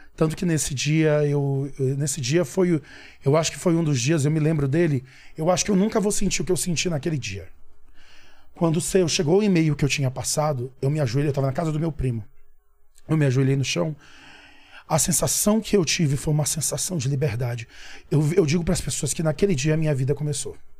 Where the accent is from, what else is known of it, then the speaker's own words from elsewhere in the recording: São Luís, Maranhão, Brazil; moved away; sou do Maranhão, sou natural de São Luís do Maranhão